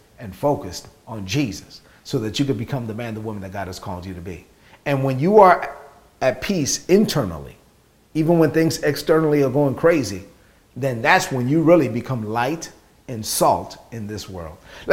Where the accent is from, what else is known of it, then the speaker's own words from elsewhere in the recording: New York City, New York, United States; I'm from Brooklyn, so I just talk like I'm from Brooklyn